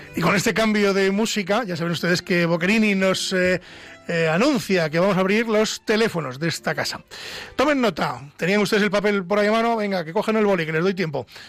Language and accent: Spanish; Ávila, Castile and León, Spain; nos vamos a mi tierra, nos vamos hasta Ávila